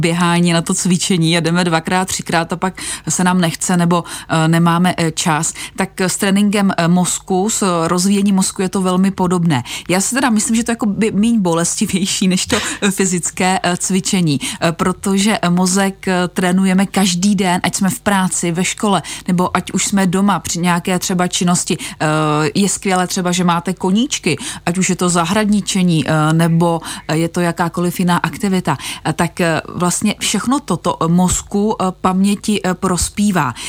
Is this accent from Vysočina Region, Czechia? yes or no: yes; Vysočina Region, Czechia; u nás na Vysočině